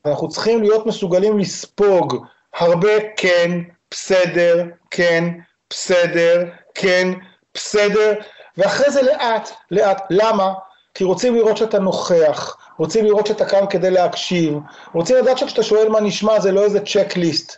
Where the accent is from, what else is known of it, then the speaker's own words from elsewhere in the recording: Israel; אני ישראלי